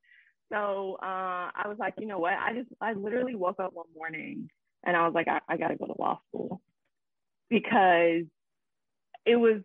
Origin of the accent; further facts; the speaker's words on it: Markham, Illinois, United States; I'm from Chicago, right outside of Chicago, actually, a place called Markham, Illinois